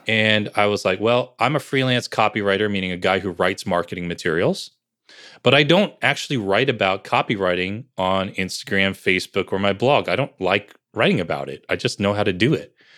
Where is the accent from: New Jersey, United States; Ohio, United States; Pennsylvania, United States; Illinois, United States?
New Jersey, United States; Bergen County; also born or lived in Piscataway, New Jersey; I grew up in New Jersey